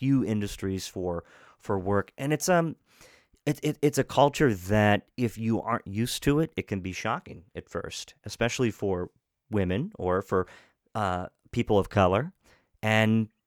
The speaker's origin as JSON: {"language": "English", "town": "Hagerstown", "region": "Maryland", "country": "United States", "tie": "born or raised there", "moved": "yes", "said": "I don't know what Hagerstown considers itself, but nonetheless, it's my hometown"}